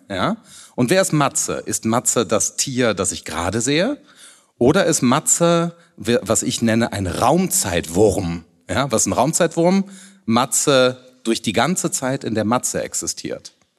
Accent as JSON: {"language": "German", "region": "Rhineland", "country": "Germany", "also_born_or_lived": "Hamburg", "said": "ich bin Rheinländer"}